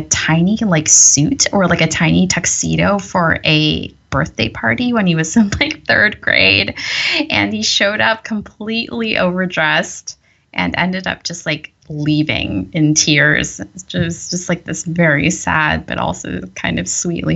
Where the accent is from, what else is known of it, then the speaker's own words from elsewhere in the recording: Northern California, United States; also born or lived in Michigan / San Jose; I grew up in Northern California in this, so first in San Jose, which is a large city, about like an hour from San Francisco